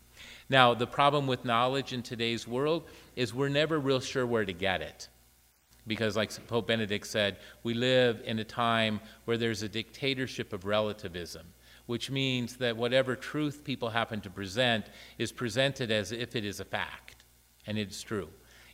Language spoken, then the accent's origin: English; Iran; English is a second language; moved away; unable to speak a word of English. And knowing that I was representing Muslims because I was from Iran, how hard is that to understand?